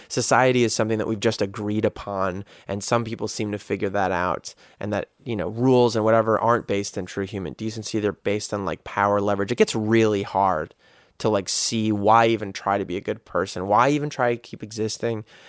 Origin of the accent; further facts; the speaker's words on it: United States; as a guy growing up in America